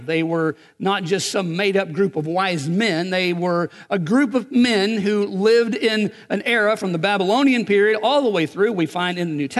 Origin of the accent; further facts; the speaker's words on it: Eastern Kentucky, United States; as a little kid growing up in Eastern Kentucky, we had a one-room church